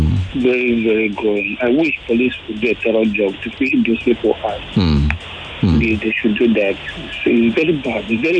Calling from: Badagry, Lagos, Nigeria; calling from Badagry.

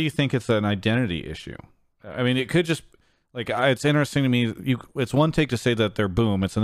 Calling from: Washington, District of Columbia, United States; I'm calling from uh, Washington, D.C.

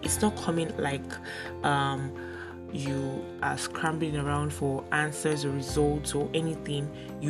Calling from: Lagos, Nigeria; So before I got into OAU, I attended Grimes College here in Lagos. Okay, I'm recording from Lagos, Nigeria.

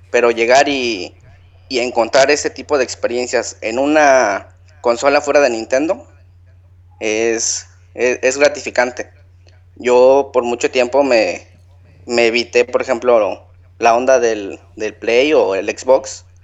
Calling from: Ciudad del Carmen, Campeche, Mexico; Desde Ciudad del Carmen.

